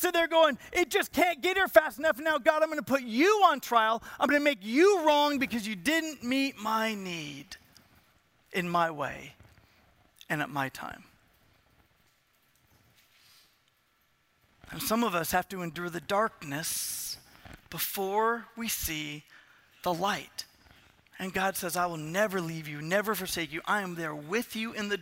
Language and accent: English; Southern California, United States; I am from Southern California. So, and I'm 7 or 8 years old